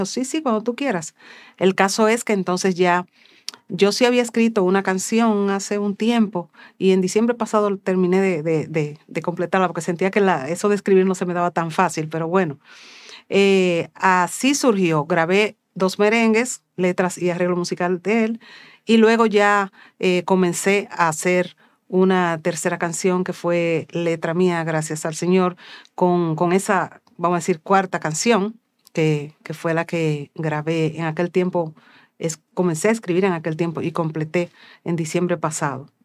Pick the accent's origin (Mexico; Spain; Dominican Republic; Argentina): Dominican Republic; Bendiciones mis hermanos. … Soy cantautora católica de República Dominicana.